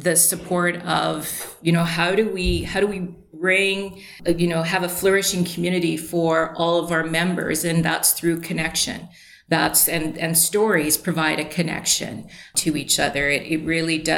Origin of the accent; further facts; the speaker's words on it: Steinbach, Manitoba, Canada; also born or lived in Three Hills, Alberta / Bahamas / Winnipeg; my three brothers and I grew up in Steinbach